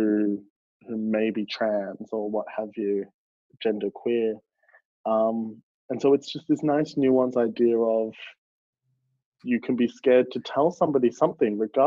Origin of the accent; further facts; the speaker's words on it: Melbourne, Victoria, Australia; I grew up in the outer suburbs of the east, but the eastern suburbs of Melbourne are still very like safe and progressive.